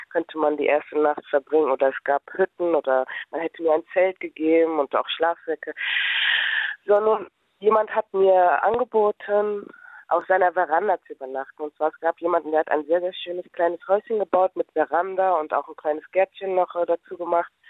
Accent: North Rhine-Westphalia, Germany; now in Berlin, Germany; Denn ich komme eigentlich aus dem Niederrhein und bin dann mit meinem Fahrrad her nach Berlin

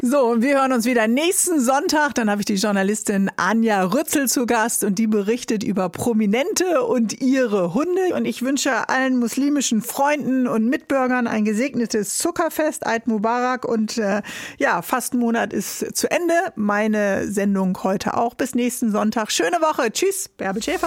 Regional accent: Northern Germany, Germany; wir sind ja beide äh, Norddeutsche

